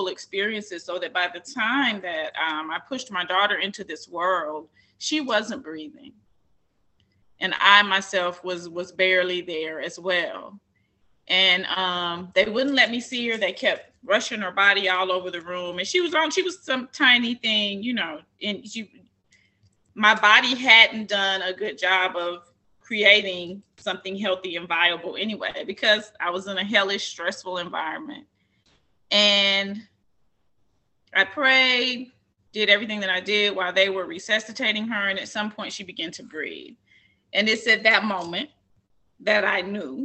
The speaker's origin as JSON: {"language": "English", "town": "Columbia", "region": "Tennessee", "country": "United States", "tie": "born or raised there", "said": "I was born in Columbia, Tennessee"}